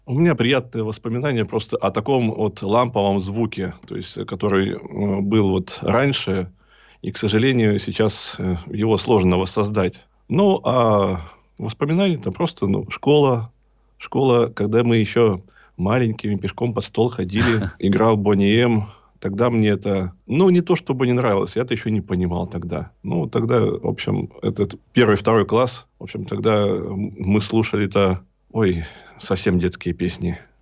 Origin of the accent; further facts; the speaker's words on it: Berezniki, Perm Krai, Russia; now in Perm, Russia; Родом я из города Березники, это северный Перми, Пермский край.